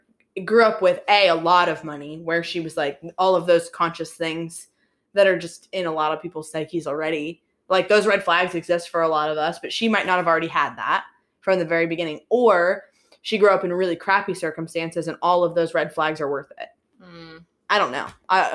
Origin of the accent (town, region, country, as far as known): Pittsburgh, Pennsylvania, United States; born or raised there